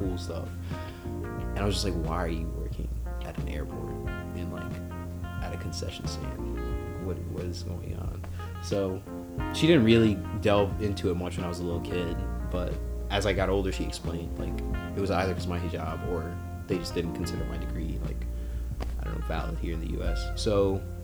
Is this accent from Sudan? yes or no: yes; Sudan; now in United States; I was born in Sudan, in North Africa.